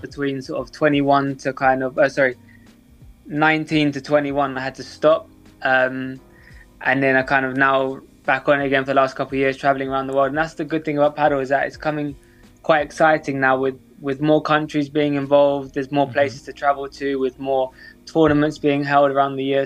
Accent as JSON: {"language": "English", "region": "London", "country": "United Kingdom", "said": "I'm 23 years old. I'm from London."}